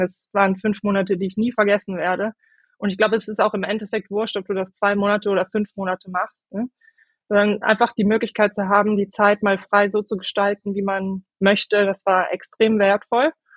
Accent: Moers, moved with family to the Nordeifel, North Rhine-Westphalia, Germany; ich bin in Mörs, im schönen Mörs geboren

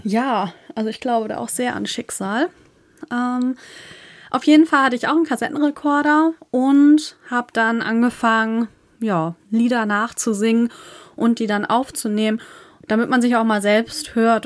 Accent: Northern Germany, Germany; accent: northern; wir kommen aus dem Norden.

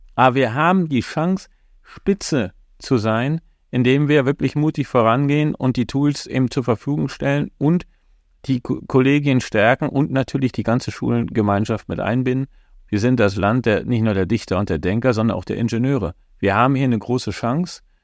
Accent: GDR, East Germany, Germany; Ich bin in der DDR groß geworden

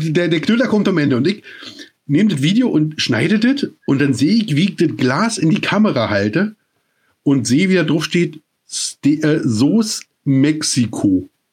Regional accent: East Germany, Germany; Ich komme aus der DDR

